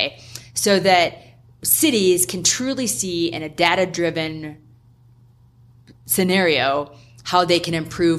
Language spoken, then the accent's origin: English; South Dakota, United States; moved away; I'm from South Dakota. My family's still there. I love going home. Mom and dad have 4 miles of single track on the land that we grew up on.